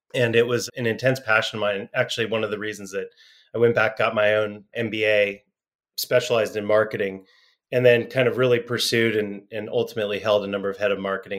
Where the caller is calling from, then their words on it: San Diego, California, United States; I'm in San Diego, California.